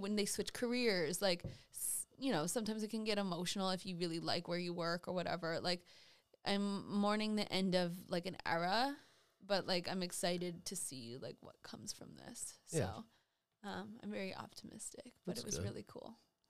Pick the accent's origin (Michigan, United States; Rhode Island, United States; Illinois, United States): Rhode Island, United States; Hi, I'm from. … I'm from Rhode Island.